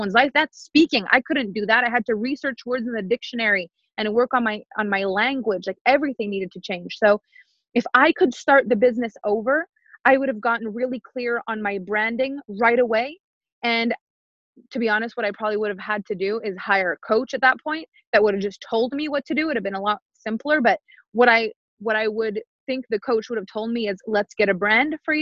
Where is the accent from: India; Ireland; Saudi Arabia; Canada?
Canada; first language French; English is a second language; I'm French Canadian, so English isn't even my first language